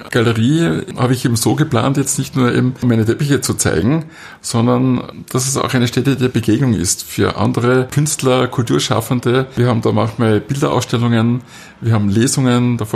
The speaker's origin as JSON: {"language": "German", "town": "Wildon", "region": "Styria", "country": "Austria", "tie": "born or raised there", "also_born_or_lived": "Graz", "said": "Doch, ich bin schon Grazer, bin aber eben in der Südsteiermark, äh, in Bildon aufgewachsen und dann in Leimitz äh, zur Schule gegangen."}